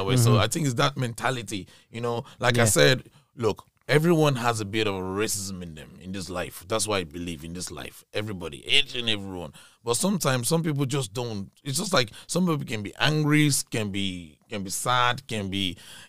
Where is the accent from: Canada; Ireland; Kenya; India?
Ireland; Sligo, Connacht